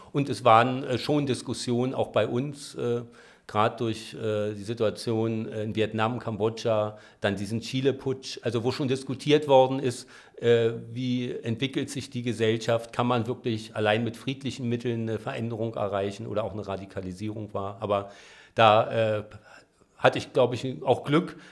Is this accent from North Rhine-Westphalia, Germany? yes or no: no; Berlin, Germany; Ich bin in Spandau aufgewachsen, da im Waldkrankenhaus geboren